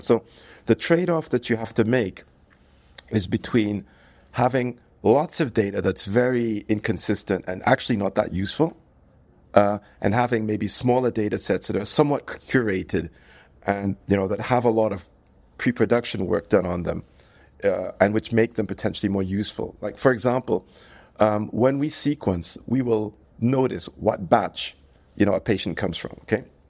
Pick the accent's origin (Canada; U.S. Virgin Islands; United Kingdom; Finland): United Kingdom; also born or lived in United States; now in France; I'm, I'm, I'm British. I, I lived in the U S for many years